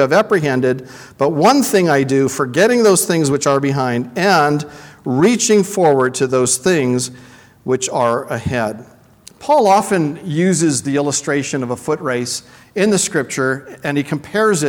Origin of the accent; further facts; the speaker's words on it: Vancouver, British Columbia, Canada; I come from Vancouver